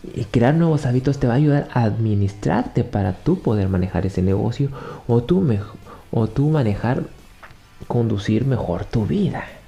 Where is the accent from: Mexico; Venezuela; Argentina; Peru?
Mexico; Yo soy mexicano, te estoy hablando desde México.